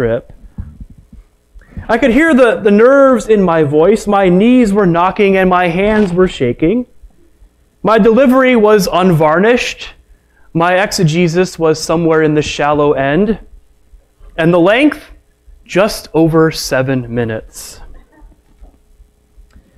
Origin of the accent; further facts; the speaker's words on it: Chicago, Illinois, United States; I was raised in the Chicagoland area of Illinois